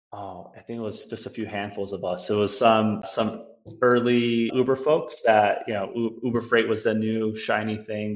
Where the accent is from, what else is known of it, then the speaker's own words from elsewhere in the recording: Chicago, Illinois, United States; born and raised in Chicago um, north side